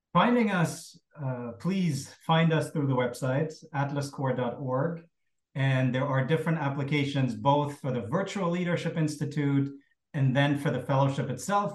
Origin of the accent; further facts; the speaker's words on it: Berlin, Germany; growing up in, in Cold War West Berlin